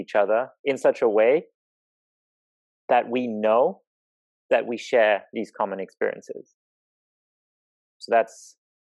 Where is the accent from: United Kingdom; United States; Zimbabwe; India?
Zimbabwe; moved away; I grew up in Zimbabwe